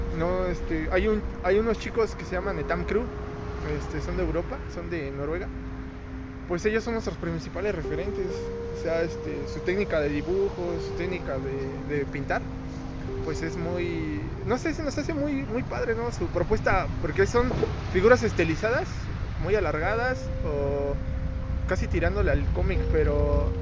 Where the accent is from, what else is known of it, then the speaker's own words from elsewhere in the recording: Toluca, State of Mexico, Mexico; Somos aquí originarios de Toluca